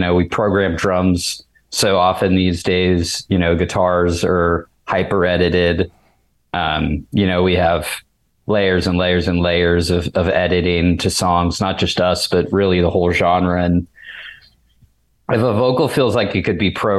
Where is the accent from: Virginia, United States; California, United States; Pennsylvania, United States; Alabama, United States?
Pennsylvania, United States; Pittsburgh; I'm from Pittsburgh